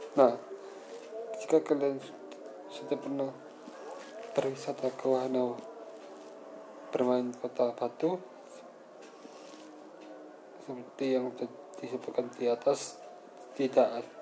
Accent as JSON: {"language": "Indonesian", "town": "Malang", "region": "East Java", "country": "Indonesia", "said": "Nah, berhubung saya dari Kota Malang, saya akan akan mereview atau mengulas yang ada di kota Malang dan sekitarnya."}